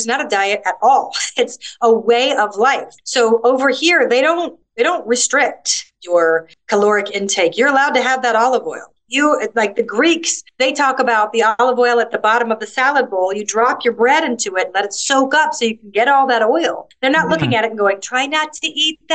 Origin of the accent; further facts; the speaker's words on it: United States; moved away as an adult; now in Malta; I grew up in America